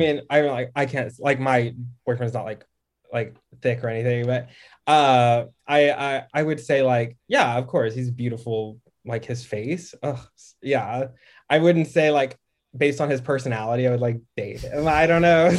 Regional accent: Dallas, Texas, United States; also born or lived in Harlem, New York; now in Brooklyn, United States; I'm from D F W, like Dallas.

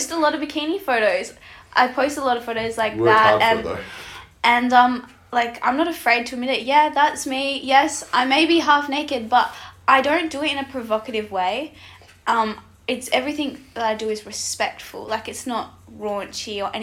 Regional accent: the Pilbara, Western Australia, Australia; I grew up in the Pilbara up north.

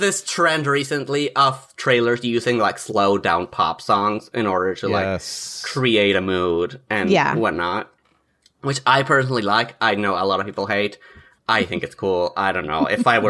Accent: Mexico; moved away; I'm from Mexico, I should say. Like, I was born and raised over there.

